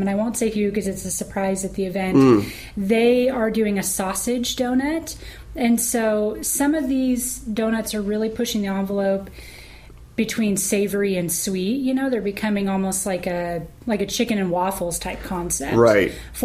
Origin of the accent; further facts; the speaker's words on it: Northern California, United States; now in Los Angeles, United States; I come from Northern California